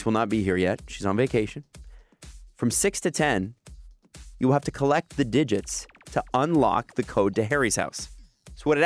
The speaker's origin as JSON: {"language": "English", "town": "Toronto", "region": "Ontario", "country": "Canada", "said": "I'm from Scarborough, man. Like my family's all from here."}